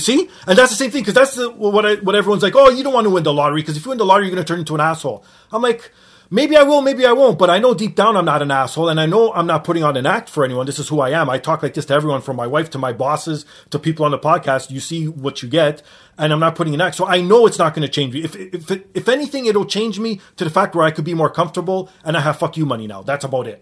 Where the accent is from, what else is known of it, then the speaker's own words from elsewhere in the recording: Canada; Being Canadian